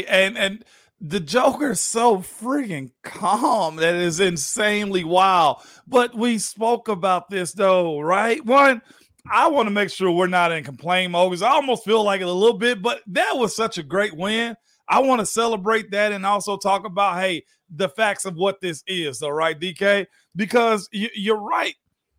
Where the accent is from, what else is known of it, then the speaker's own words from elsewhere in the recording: Georgia, United States; Heck, well, I'm from Georgia. That's what we do.